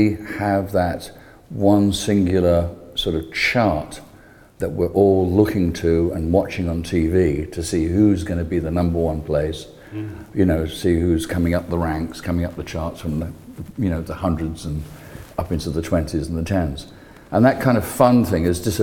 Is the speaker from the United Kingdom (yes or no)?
yes; London, United Kingdom; moved away as an adult; now in Clearwater, United States; I'm this British bearded emigre from from Britain, from London, principally. I'm here now in Clearwater.